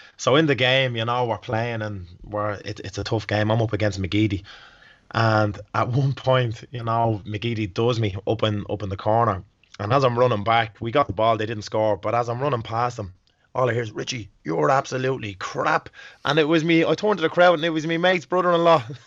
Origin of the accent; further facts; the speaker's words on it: Dublin, Leinster, Ireland; moved away; I'm actually from Dublin